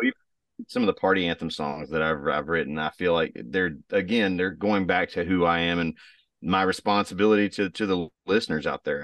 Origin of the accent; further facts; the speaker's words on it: Texas, United States; moved away; also born or lived in Raleigh, North Carolina; I'm from Texas originally